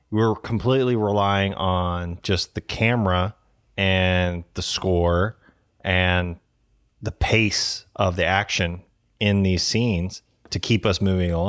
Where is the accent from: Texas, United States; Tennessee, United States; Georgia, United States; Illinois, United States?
Tennessee, United States; Growing up in Tennessee